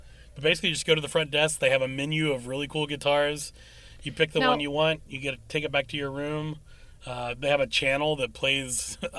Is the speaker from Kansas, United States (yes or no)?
no; West Virginia, United States; we're from West Virginia